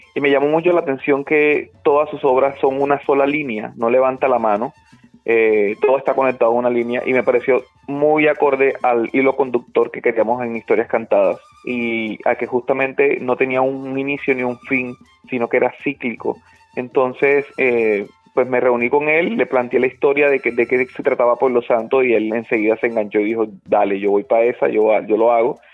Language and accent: Spanish; Montelíbano, Córdoba, Colombia; mi pueblo, de Montelíbano, de mi crianza, de, mi, de mis calles de infancia